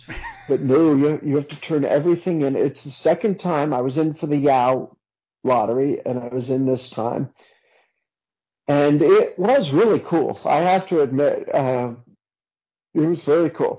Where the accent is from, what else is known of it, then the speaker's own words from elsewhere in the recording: New Jersey, United States; moved away; also born or lived in Brooklyn, New York; I grew up in New Jersey, originally from Brooklyn, but I grew up in New Jersey